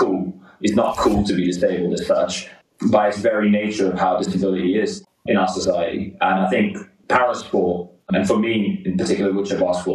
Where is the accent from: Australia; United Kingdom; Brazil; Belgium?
United Kingdom; London; I grew up in West London